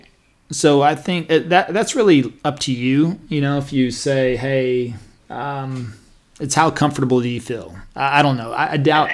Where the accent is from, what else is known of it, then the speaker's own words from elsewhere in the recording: Stephenville, Texas, United States; also born or lived in Dallas, Texas; growing up in Stephenville